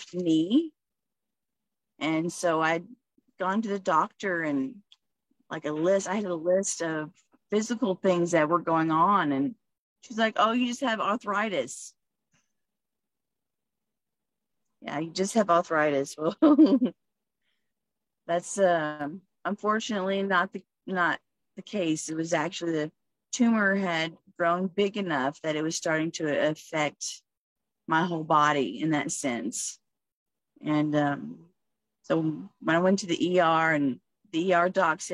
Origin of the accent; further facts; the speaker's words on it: Fort Worth, Texas, United States; now in Waco, United States; I'm born in Fort Worth, but I'm in Waco, Texas